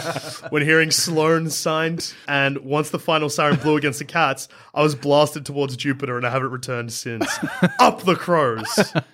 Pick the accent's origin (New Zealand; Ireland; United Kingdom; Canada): Canada; First, I know I'm late, but which team should I follow as a Canadian?